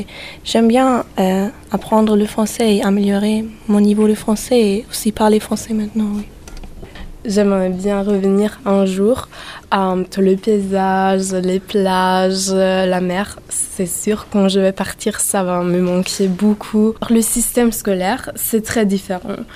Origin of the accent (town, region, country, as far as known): Austria